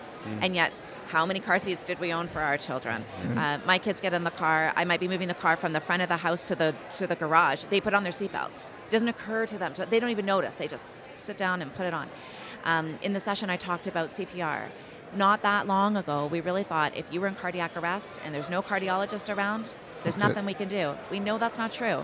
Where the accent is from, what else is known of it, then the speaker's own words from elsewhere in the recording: Calgary, Alberta, Canada; I'm from Calgary